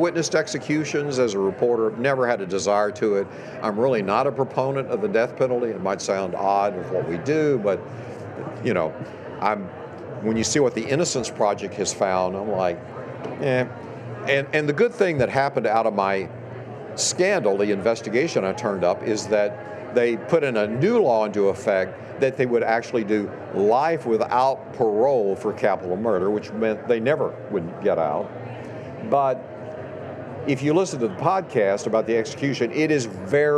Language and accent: English; East Texas, United States; I grew up in East Texas in a big horse family